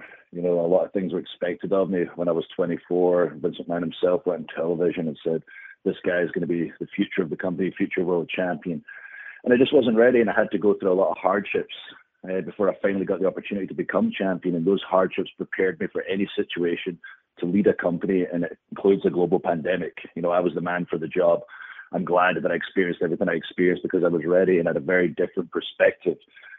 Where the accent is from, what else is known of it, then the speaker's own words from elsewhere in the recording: Scotland, United Kingdom; You know, being Scottish gives me the upper hand, where we just love fighting in any situation, generally in a bar.